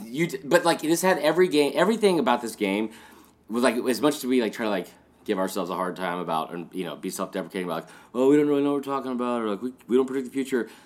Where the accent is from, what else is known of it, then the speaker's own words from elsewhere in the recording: Stone Mountain, Georgia, United States; I grew up in Stone Mountain